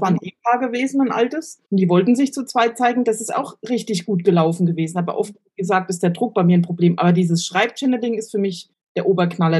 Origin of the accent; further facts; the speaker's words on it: Germany; ich bin aus Deutschland